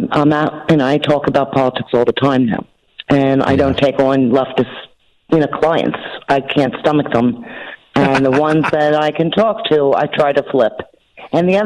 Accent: Wynnewood, Pennsylvania, United States; now in Warrington, United States; I grew up in Winmore.

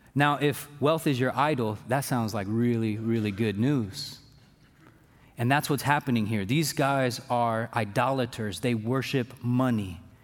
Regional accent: Fairfield, United States; I'm from Fairfield

